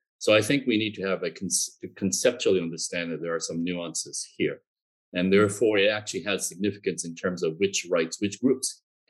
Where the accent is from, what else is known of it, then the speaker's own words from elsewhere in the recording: New Brunswick, Canada; my own background as a member of a linguistic minority. I grew up in Canada. I'm French Canadian. And I grew up in a part of Canada, the province of New Brunswick, which is also officially bilingual, where the French-speaking population is a minority.